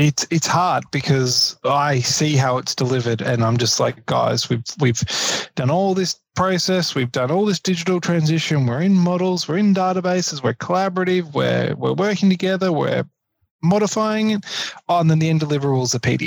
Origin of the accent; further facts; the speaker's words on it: Queensland, Australia; now in Victoria, Australia; I'm originally from Queensland